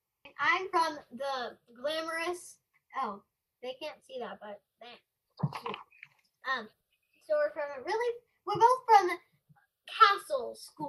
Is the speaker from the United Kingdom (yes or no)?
no; Australia; So anyway, we're originally from Australia, and I love my accent.